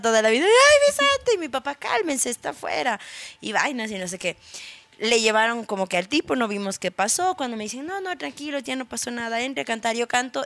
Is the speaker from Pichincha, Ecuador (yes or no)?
yes; Quito, Pichincha, Ecuador; yo soy nacida en Quito